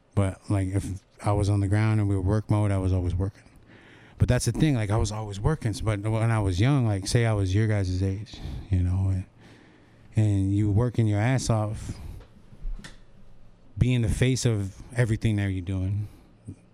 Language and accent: English; Hobbema, Alberta, Canada; I'm from Home Beam, Alberta